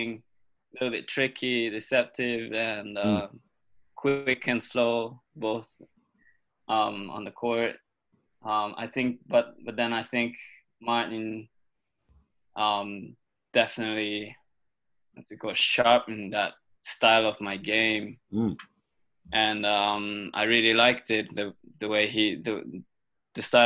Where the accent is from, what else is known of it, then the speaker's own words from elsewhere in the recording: Japan; moved away as an adult; also born or lived in United States; growing up in Japan, playing squash was pretty tough